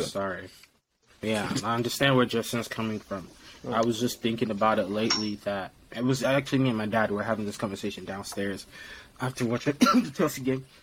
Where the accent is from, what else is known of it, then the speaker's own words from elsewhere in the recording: Lagos, Nigeria; moved away; I was raised in Nigeria, Lagos, Nigeria, to be precise.